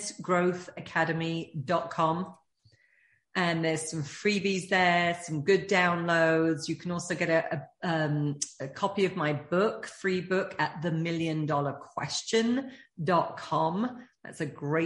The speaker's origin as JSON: {"language": "English", "country": "United Kingdom", "said": "being British"}